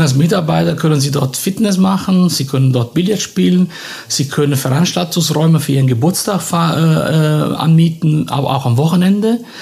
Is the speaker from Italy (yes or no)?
yes; Naples, Campania, Italy; moved away; ich bin in einem Haus in Neapel aufgewachsen mit einem Concierge